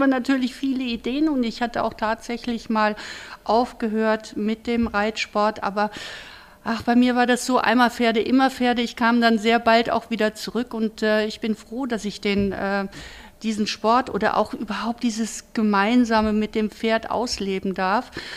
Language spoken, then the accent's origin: German; Kronberg, Hesse, Germany; ich bin hier mehr oder weniger aufgewachsen